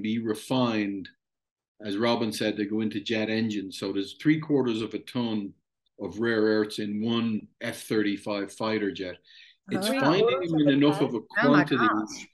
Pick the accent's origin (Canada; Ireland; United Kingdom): Ireland; I'm Irish